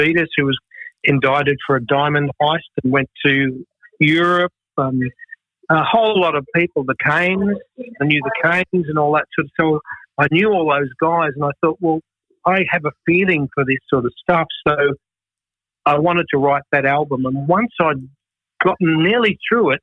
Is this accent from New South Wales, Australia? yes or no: no; Melbourne, Victoria, Australia; I grew up in Richmond